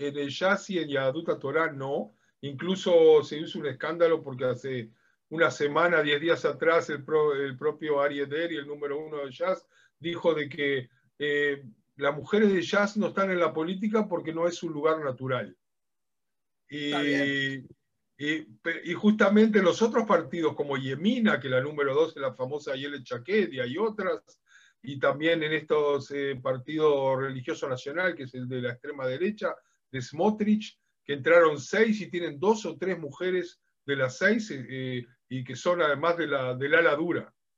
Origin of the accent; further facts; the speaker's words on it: Uruguay; now in Israel; Yo soy de origen uruguayo